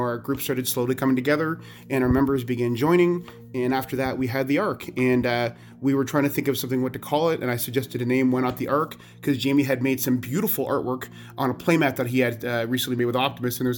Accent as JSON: {"language": "English", "country": "Canada", "said": "I'm from Canada"}